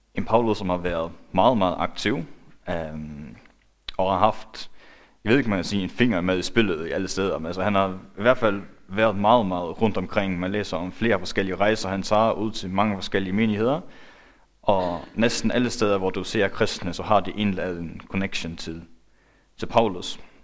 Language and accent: Danish; Faroe Islands; now in Denmark; Jeg er færing